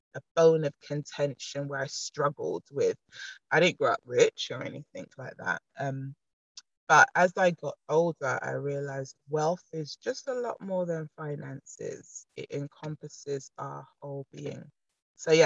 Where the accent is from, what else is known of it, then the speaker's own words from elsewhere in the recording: London, United Kingdom; I'm a London native